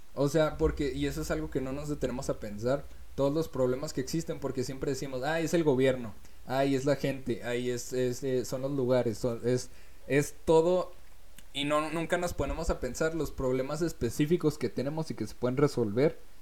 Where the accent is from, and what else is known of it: Mexico; born or raised there